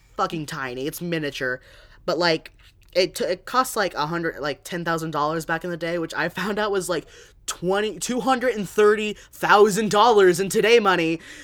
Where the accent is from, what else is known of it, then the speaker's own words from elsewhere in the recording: San Diego, California, United States; I'm from San Diego